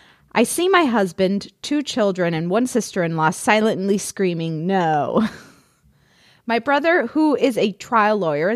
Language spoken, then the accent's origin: English; New York City, New York, United States; moved away as an adult; now in London, United Kingdom; So, my brother and I were born and brought up in New York City. He moved to Pennsylvania and then Florida as an adult, and I moved to London.